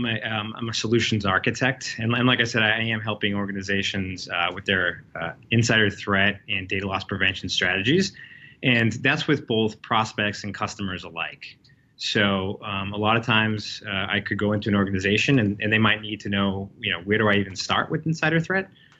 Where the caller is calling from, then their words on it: Boston, Massachusetts, United States; I'm dialing in from the Back Bay of Boston